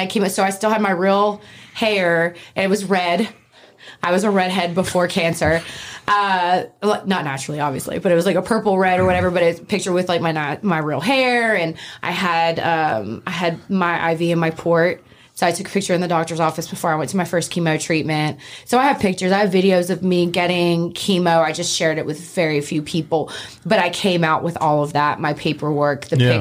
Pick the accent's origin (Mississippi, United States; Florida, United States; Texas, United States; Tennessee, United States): Mississippi, United States; Oxford; I'm from Oxford, Mississippi